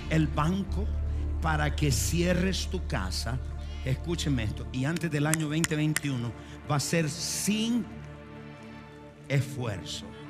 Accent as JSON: {"language": "Spanish", "country": "Argentina", "said": "Soy argentino"}